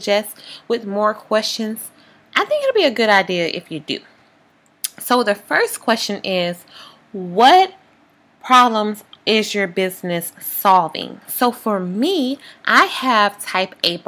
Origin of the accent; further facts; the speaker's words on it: Louisiana, United States; I'm from Louisiana